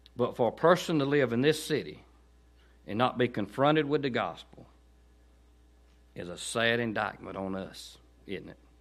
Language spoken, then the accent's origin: English; Chester, Georgia, United States; Growing up in Chester, I don't ever remember hearing the gospel